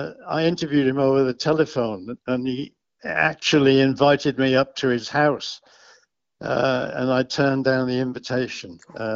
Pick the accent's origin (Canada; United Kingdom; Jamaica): United Kingdom; Liverpool, North West England; Well, I come from Liverpool.